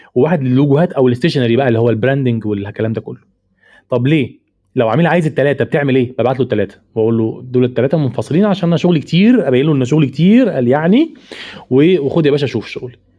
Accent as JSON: {"language": "Arabic", "country": "Egypt", "said": "عندنا في مصر"}